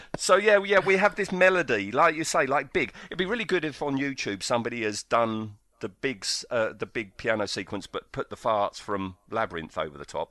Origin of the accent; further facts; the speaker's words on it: United Kingdom; we're British